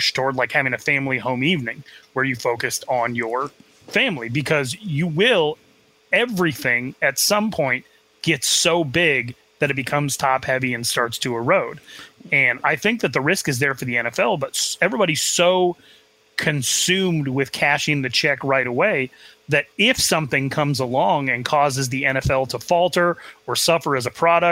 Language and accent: English; Arizona, United States; I grew up in Arizona